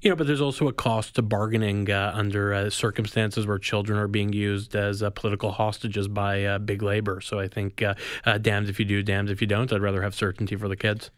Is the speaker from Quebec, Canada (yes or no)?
no; Manitoba, Canada; now in Ontario, Canada; I grew up in Manitoba